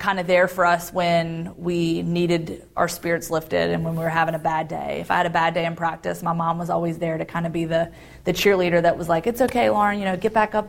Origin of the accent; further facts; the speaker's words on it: Roanoke, Virginia, United States; also born or lived in Guantanamo Bay, Cuba; I grew up in Roanoke, Virginia, in what you would consider a middle-class family